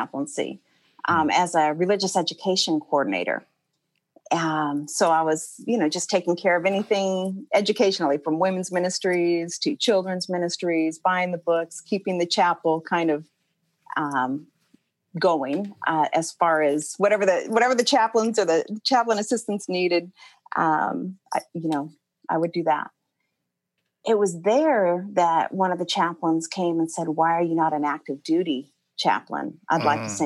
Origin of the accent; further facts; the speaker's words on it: Portland, Oregon, United States; moved away as an adult; now in Atlanta, United States; I grew up in Portland, Oregon. I lived there till I was about 24.